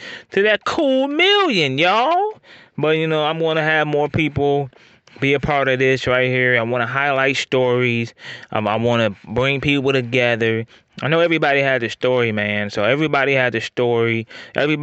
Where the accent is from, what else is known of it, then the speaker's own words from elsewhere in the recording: Northwest Ohio, United States; I'm from Northwest Ohio